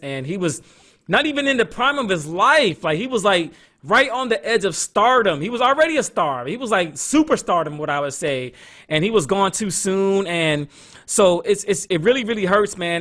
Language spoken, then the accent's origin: English; Atlanta, Georgia, United States; out of Atlanta, Georgia, my hometown